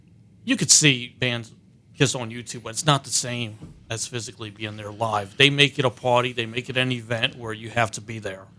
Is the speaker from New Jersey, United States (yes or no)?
yes; New Jersey, United States; I'm from Jersey.